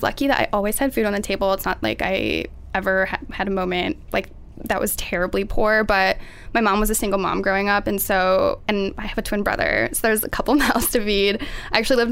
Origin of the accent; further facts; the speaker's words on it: Minnesota, United States; moved away as an adult; also born or lived in Iowa; I'm from Minnesota